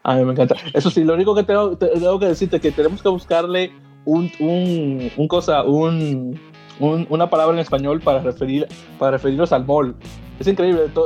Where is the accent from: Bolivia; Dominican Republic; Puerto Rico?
Dominican Republic; now in United States; como dominicano